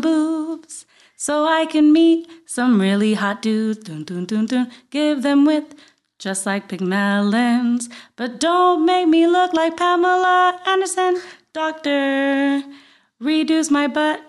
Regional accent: Guaynabo, Puerto Rico; accent: Puerto Rican; moved away as an adult; now in United States; I grew up in Guaynabo, Puerto Rico.

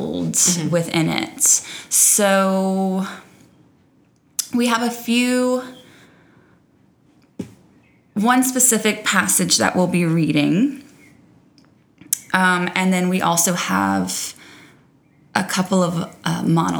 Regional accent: South Louisiana, United States; growing up in South Louisiana

